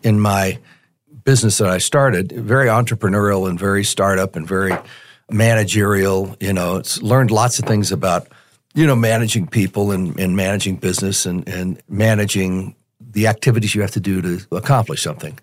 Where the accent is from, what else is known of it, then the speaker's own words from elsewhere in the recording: Denver, Colorado, United States; also born or lived in Tulsa, Oklahoma; I grew up here in Denver. I was born in Tulsa, and my father moved us to Denver when I was five years old.